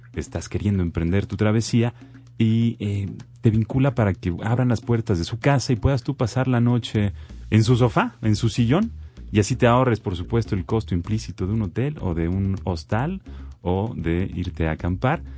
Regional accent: Mexico; los mexicanos

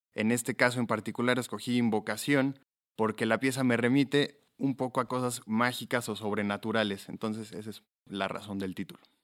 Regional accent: Mexico; Tengo ambas nacionalidades, pero nací en México y he radicado toda mi vida en México

